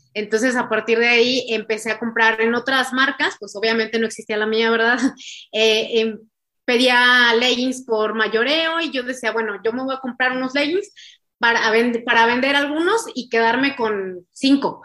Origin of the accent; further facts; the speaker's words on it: San Luis Potosí, Mexico; somos de San Luis, bueno, soy de San Luis Potosí